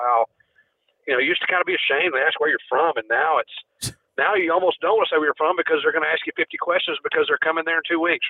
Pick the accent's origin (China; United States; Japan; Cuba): United States; Lawrenceburg, Tennessee; growing up in Lawrenceburg